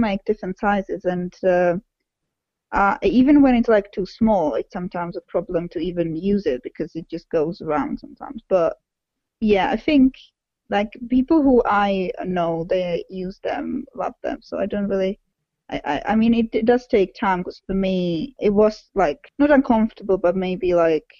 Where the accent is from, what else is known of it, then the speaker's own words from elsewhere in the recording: Czechia; English is a second language; moved away; I grew up in Czech Republic